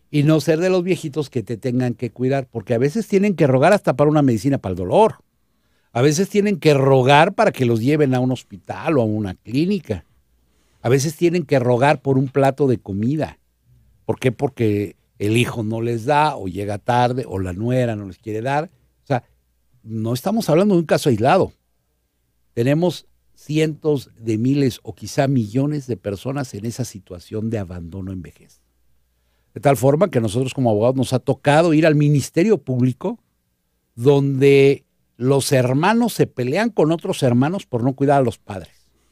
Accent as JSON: {"language": "Spanish", "country": "Mexico", "said": "Nosotros como mexicanos"}